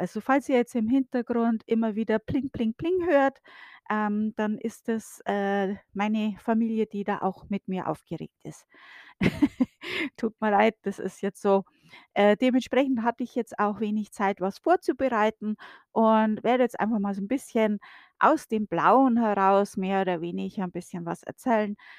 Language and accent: German; Bavaria, Germany; moved away as an adult; now in United States; bei uns in Bayern